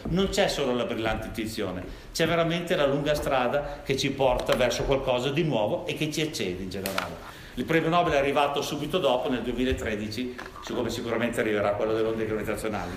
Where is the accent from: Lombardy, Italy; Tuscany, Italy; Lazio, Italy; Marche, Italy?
Lombardy, Italy; Milan; io vengo da Milano